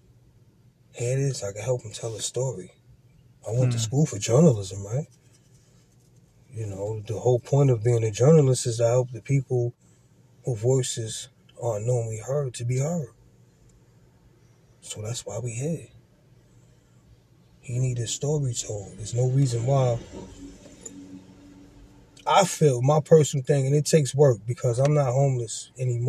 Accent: New York City, New York, United States; I grew up out in Farrakway, born and raised

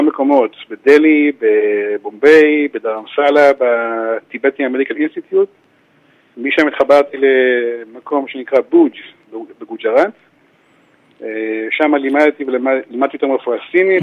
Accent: Givat HaShlosha, Central District, Israel; גדלתי בקיבוץ גבעת שלושה

